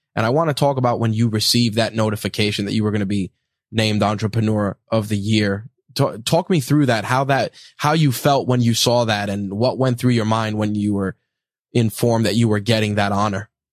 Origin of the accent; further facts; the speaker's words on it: New York, United States; being a New Yorker